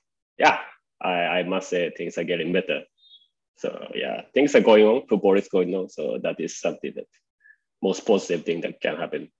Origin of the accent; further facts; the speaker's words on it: Japan; English is a second language; moved away as an adult; also born or lived in Pune, India; now in India; Yeah, I was born in Japan.